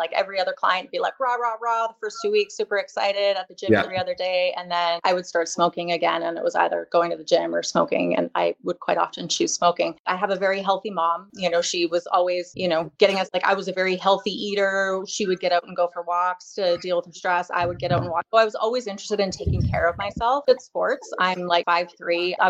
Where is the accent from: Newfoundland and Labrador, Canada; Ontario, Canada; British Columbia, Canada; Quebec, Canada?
British Columbia, Canada; Salmon Arm; also born or lived in Barrhead, Alberta; I grew up in Salmoner in British Columbia.